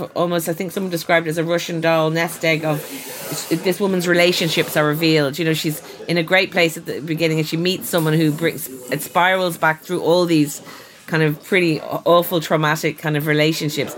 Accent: Dublin, Leinster, Ireland; growing up in Sandymount

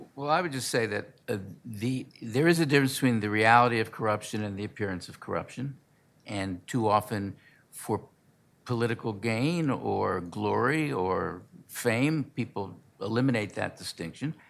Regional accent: Baltimore, Maryland, United States; moved away; also born or lived in New Jersey; I grew up in Baltimore

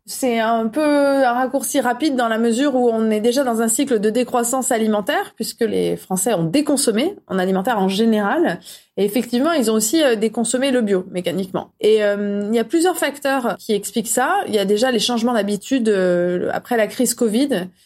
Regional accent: France; On est français

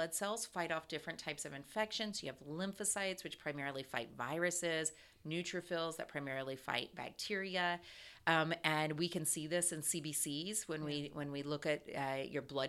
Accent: Ohio, United States; now in Atlanta, United States

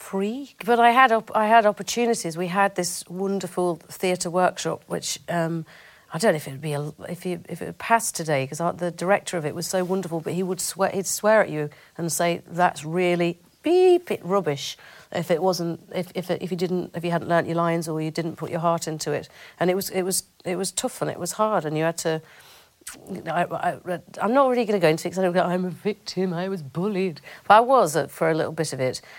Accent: Bamford, North West England, United Kingdom; I grew up in a place called Bamford in Ro

